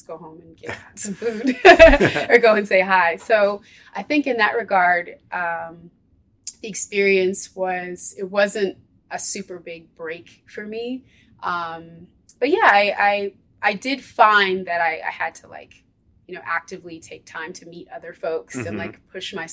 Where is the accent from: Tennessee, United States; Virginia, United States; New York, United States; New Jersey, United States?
New York, United States; Ithaca; moved away as an adult; now in Philadelphia, United States; I was raised in Ithaca